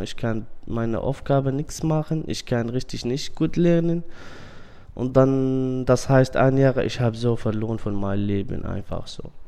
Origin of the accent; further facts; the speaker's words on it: Syria; German is a second language; now in Germany; Ich bin 27 Jahre alt. Ich komme auch, auch aus Syrien.